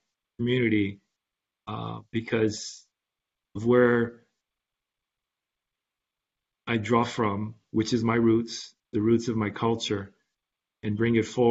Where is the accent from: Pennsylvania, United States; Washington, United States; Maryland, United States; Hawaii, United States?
Hawaii, United States; Hilo; now in Oahu, United States; when I was a kid, I grew up on Homestead, Hawaiian Homestead in Hilo